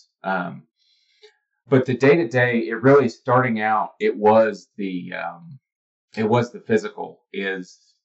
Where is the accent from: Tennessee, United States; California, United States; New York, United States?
Tennessee, United States; Cleveland; moved away; I grew up in Cleveland, Tennessee, just outside of Chattanooga